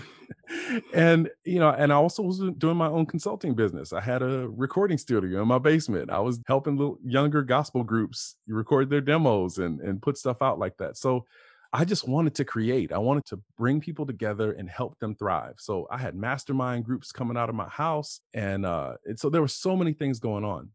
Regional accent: Lima / Cincinnati, Ohio, United States; born or raised there; also born or lived in Toledo, Ohio

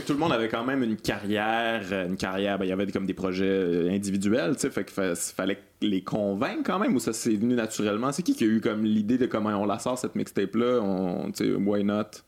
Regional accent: Lac-Beauport, Quebec, Canada; je viens du Lac Beauport

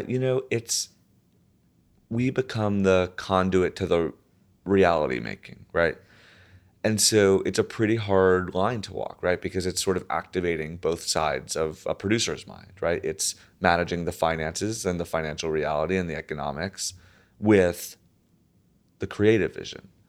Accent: right outside of New Haven, Connecticut, United States; I grew up right outside of New Haven, uh, Connecticut.

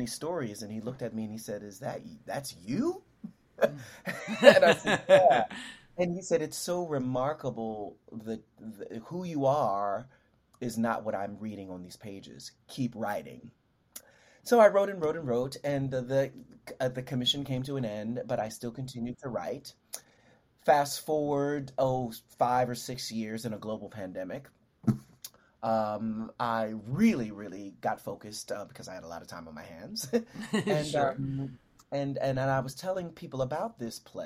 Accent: Philadelphia, Pennsylvania, United States; also born or lived in Sunnyside, Queens, New York / London; now in New York, United States; I'm from Philadelphia originally, South Philadelphia.

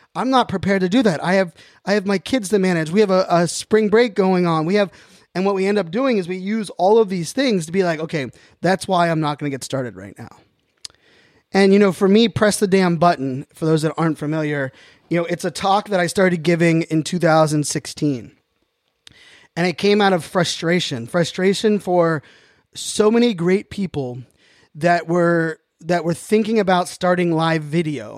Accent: Pittsburgh, Pennsylvania, United States; now in Northern Virginia, United States; born and raised in Pittsburgh, Pennsylvania

